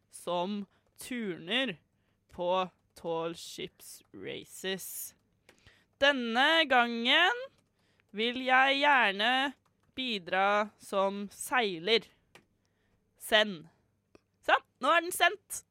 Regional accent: Fredrikstad, Østfold, Norway; now in Oslo, Norway; Min favorittby, fordi det er min hjemby.

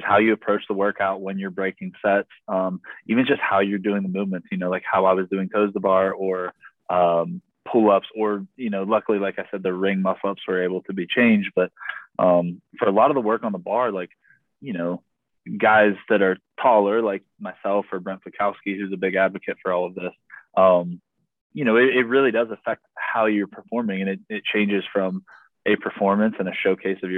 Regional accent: Morgantown, West Virginia, United States; moved away as an adult; I was born and raised in Morgantown

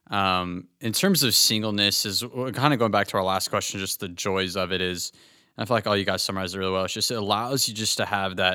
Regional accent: Fort Worth, Texas, United States; I'm from Fort Worth, Texas.

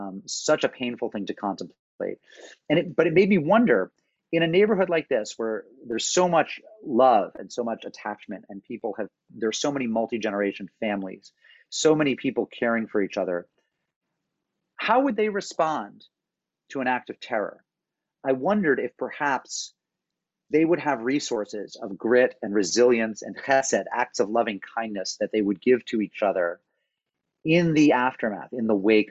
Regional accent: Springfield, Massachusetts, United States; now in New Haven, United States; I grew up in Springfield, Massachusetts

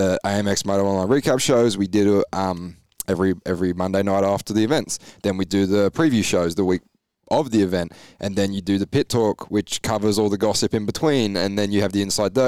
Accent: England, United Kingdom; also born or lived in United States / Victoria, Australia; now in Gold Coast, Australia; when I moved to Australia back in 2009, I came from America. Yeah. I was from England. I've been in America for a few years

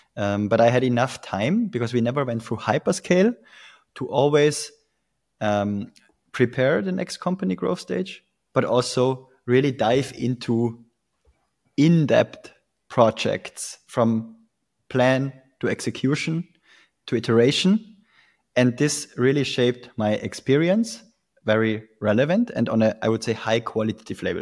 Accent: Tyrol, Austria; moved away as an adult; also born or lived in Vienna, Austria; I'm originally from Tirol, Austria.

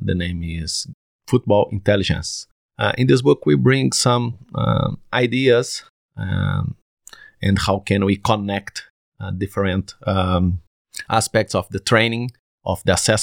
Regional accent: Brazil; English is a second language; also born or lived in Porto, Portugal / London, United Kingdom; I'm from Brazil, Federal University of Viçosa

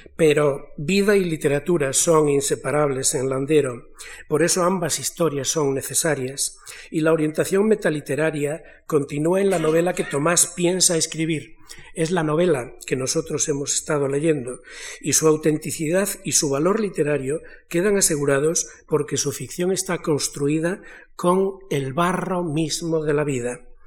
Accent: Galicia, Spain; now in Madrid, Spain; yo vengo de Galicia

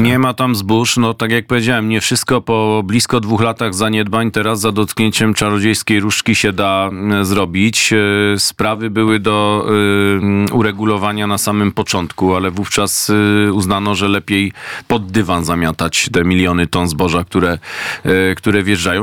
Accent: Greater Poland, Poland; z rodzinnej Wielkopolski

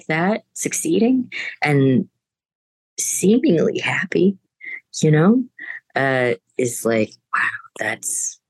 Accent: United States; the Americanness that we grew up here

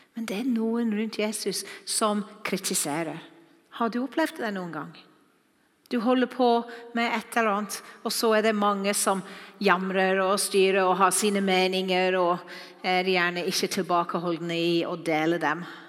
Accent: Wales, United Kingdom; Norwegian is a second language; now in Norway; Dere har sikkert hørt at jeg ikke er norsk. Jeg taler ikke akkurat som dere. Jeg kommer fra Wales

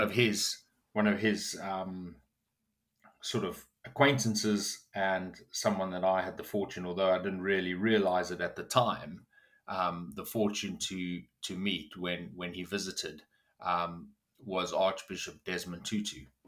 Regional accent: South Africa; moved away as an adult; now in United Kingdom; I grew up in South Africa

